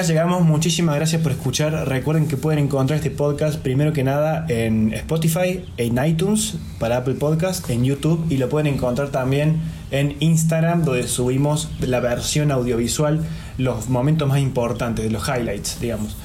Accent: Argentina; nosotros somos argentinos

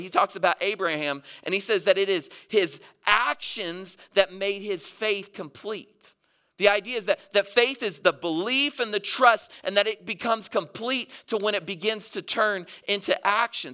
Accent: Mississippi, United States; moved away; I grew up in Mississippi

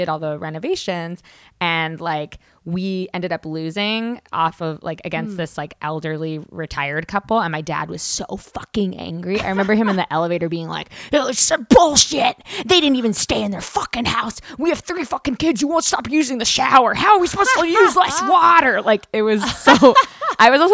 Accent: Canada; moved away as an adult; now in United States; I'm Canadian

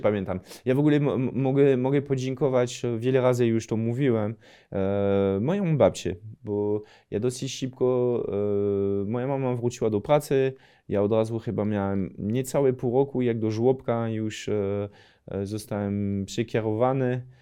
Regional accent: near Lille, Hauts-de-France, France; Polish is a second language; moved away; mogę mieć taki akcent z regionu, skąd pochodzę w ogóle we Francji, czyli to jest północ Francji, powyżej Paryża, to jest 80 km od Dunkerque, 200 km od Paryża

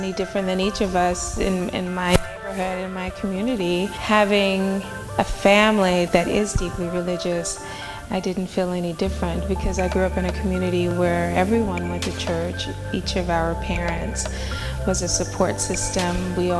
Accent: Little Rock, Arkansas, United States; Well, I think I pretty much had a very normal childhood. I grew up in the church.

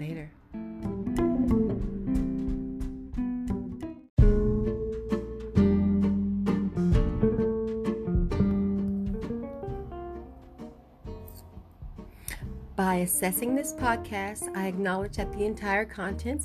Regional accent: United States; As an American

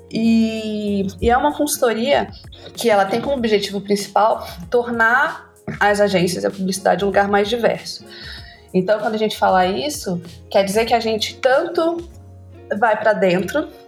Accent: Porto Velho, Rondônia, Brazil; also born or lived in Rio de Janeiro; eu sou redatora publicitária e diretora criativa. Eu sou rondoniense, nascida e criada em Porto Velho, Rondônia e morei no Rio um tempo, agora moro aqui, então as pessoas podem perguntar: meu Deus, esse sotaque.

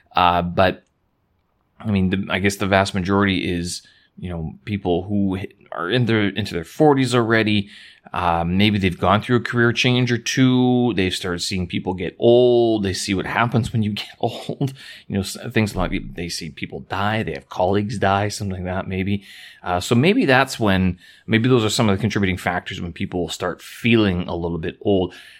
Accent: Winnipeg, Manitoba, Canada; now in Beijing, China; back to my hometown, to Winnipeg

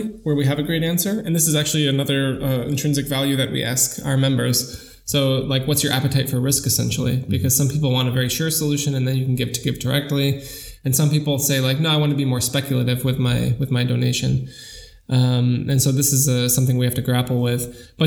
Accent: New York, United States; now in Germany; I grew up in New York. I studied in New York

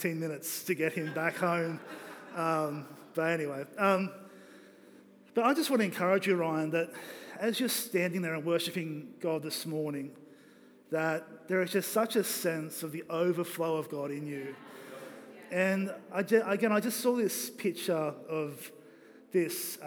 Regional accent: Australia; I'm three quarters Kiwi, but I'm still an Aussie

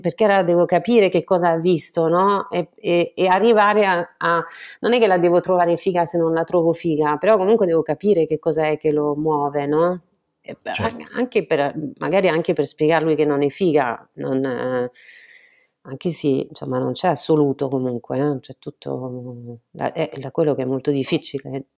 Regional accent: France; Italian is a second language; moved away as an adult; also born or lived in Florence, Italy; now in Italy; sono francese, completamente francese, sono venuta in Italia a Firenze per fare un dottorato di econometria

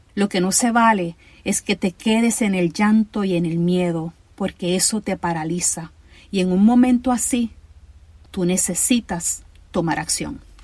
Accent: Ponce, Puerto Rico; yo soy boricua

